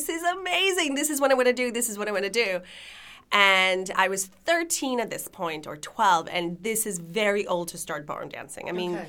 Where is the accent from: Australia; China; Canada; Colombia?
Canada; also born or lived in Lithuania / Israel; So I was born in Lithuania. I moved to Israel when I was, after 6 years from Israel, my family immigrated to Canada.